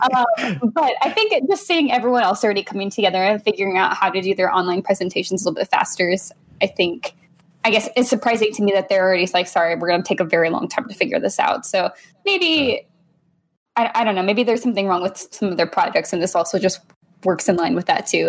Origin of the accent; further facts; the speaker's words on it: Texas, United States; I grew up in Texas